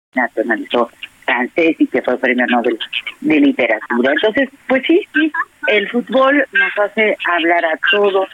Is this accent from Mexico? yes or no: yes; Mexico; los mexicanos somos sumamente apasionados